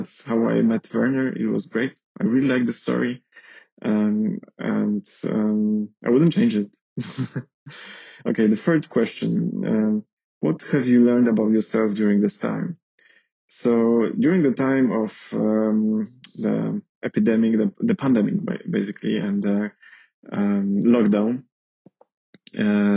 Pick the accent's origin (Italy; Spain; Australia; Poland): Poland; moved away as an adult; now in Paris, France; I am from Poland.